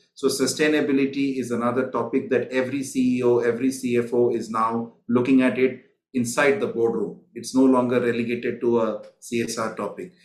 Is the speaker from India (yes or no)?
yes; India; now in Singapore; I'm originally from India